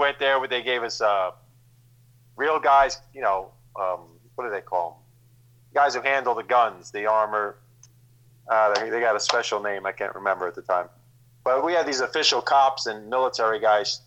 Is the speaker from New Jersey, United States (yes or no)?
yes; New Jersey, United States; I'm from Jersey